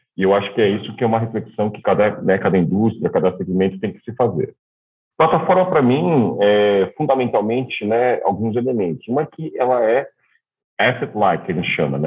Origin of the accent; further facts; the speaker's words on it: São Paulo, Brazil; moved away as an adult; also born or lived in Shanghai / Melbourne; Eu sou nascido em São Paulo